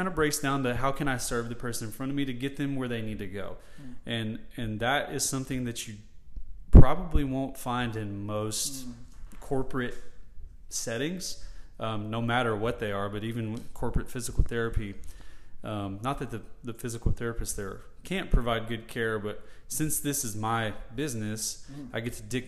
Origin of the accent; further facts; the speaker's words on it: Murfreesboro, Tennessee, United States; I grew up in Murfreesboro, so it has a special place in my heart. It's been my community for my 30 years